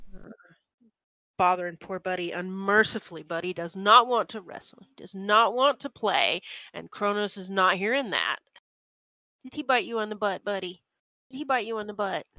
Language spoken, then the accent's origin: English; United States; I'm very American